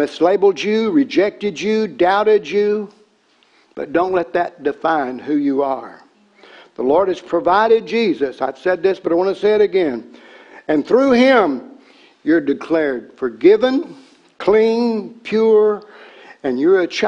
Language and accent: English; Tennessee, United States; I was a redneck from Tennessee. I grew up on cornbread